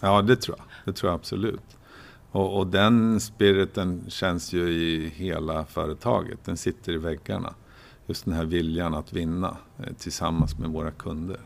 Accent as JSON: {"language": "Swedish", "town": "Oxelösund", "region": "Södermanland", "country": "Sweden", "tie": "born or raised there", "also_born_or_lived": "Linköping", "moved": "as an adult", "said": "jag är född och uppvuxen i Oxelösund"}